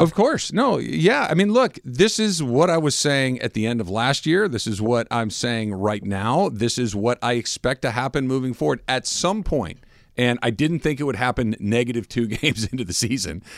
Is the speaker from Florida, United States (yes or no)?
no; Arcadia, California, United States; I grew up in Arcadia